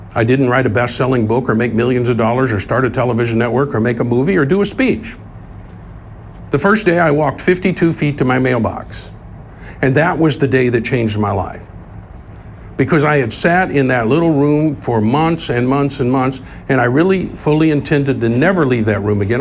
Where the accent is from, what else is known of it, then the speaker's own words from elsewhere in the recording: Tulsa, Oklahoma, United States; when I grew up here in Tulsa as a young man